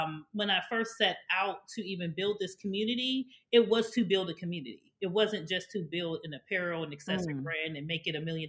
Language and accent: English; Pittsburgh, Pennsylvania, United States; moved away as an adult; now in Maryland, United States; born and raised in Pittsburgh. I didn't come to Maryland until I went to college